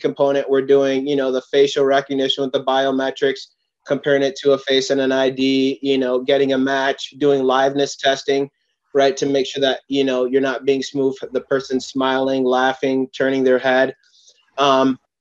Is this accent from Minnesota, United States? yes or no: yes; Oakdale, Minnesota, United States; also born or lived in New York; was raised in a suburb of St. Paul, Oakdale, Minnesota